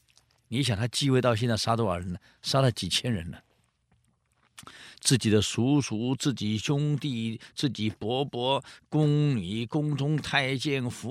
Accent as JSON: {"language": "Chinese", "country": "Taiwan", "said": "呃，我们台湾话讲喷呢，就是馊水一切把它混在一起"}